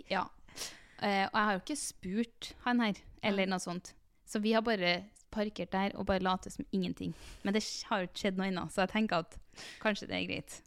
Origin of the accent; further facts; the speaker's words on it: Trondheim, Trøndelag, Norway; moved away as an adult; also born or lived in Oslo; jeg flytter til Trondheim nå, skjønner du, for jeg er fra Trondheim